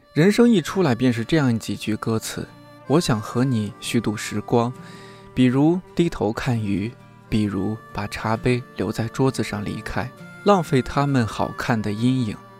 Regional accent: Shanxi, China; 山西人、山东人，我们这个吃面特别的不能这。

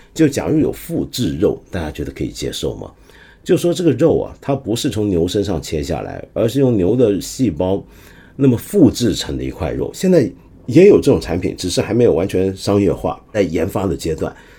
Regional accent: China; 我们中国的文字很有魅力

